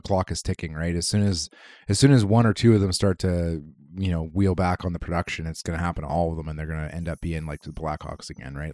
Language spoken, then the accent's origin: English; Canada; as a Canadian